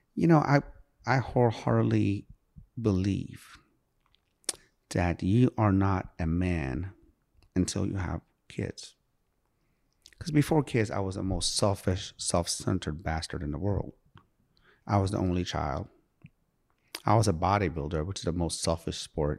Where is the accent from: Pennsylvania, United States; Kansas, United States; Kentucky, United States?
Pennsylvania, United States; Sharon; also born or lived in Iran; I come from Sharon, P